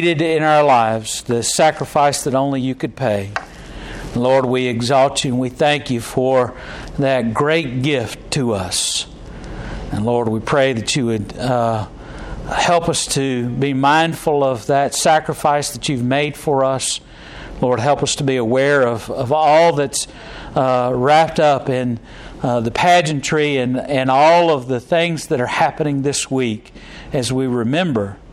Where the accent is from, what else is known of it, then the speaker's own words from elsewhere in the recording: United States; we're American